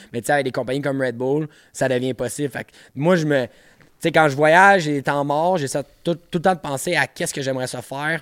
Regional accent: Montreal, Quebec, Canada; je viens de Montréal

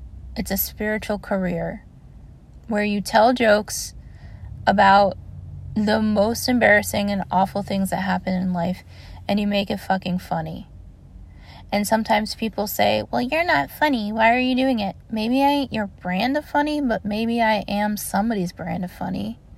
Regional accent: Maryland, United States; also born or lived in Augusta, Georgia; because I grew up in Maryland, but I also grew up in Augusta, Georgia, and a huge part of my very young childhood was going between Georgia and Florida during the Gulf War

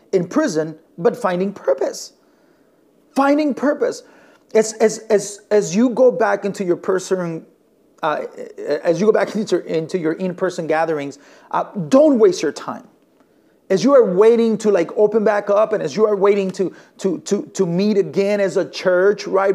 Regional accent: northern Mexico, Mexico; now in Elgin, United States; I was born and raised in Mexico and I come from the northern part of Mexico

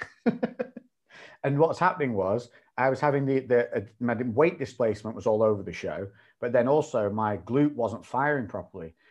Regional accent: Ribble Valley, Lancashire, North West England, United Kingdom; moved away as an adult; also born or lived in Newcastle; I grew up in an area called the Ribble Valley, which is like, um, a green belt up in Lancashire

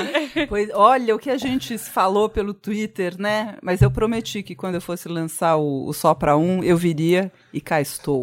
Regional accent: São Paulo, Brazil; sou nascida e criada aqui, nunca comi pizza com ketchup

